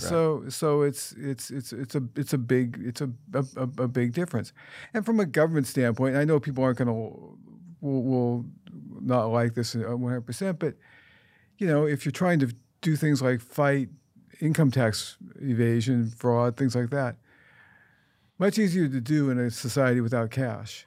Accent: United States; I'm an American

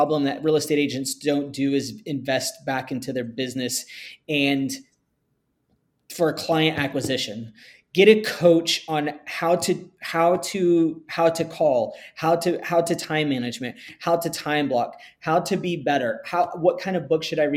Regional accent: Texas, United States; I grew up in Texas

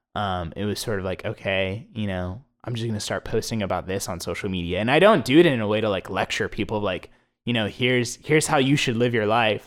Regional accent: Plano, Texas, United States; also born or lived in Philadelphia; I grew up in Plano

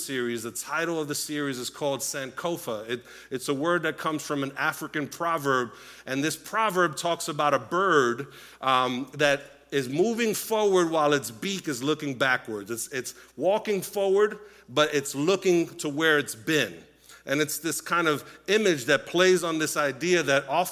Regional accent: Puerto Rico; moved away; I was born in Puerto Rico, grew up in a Latino home

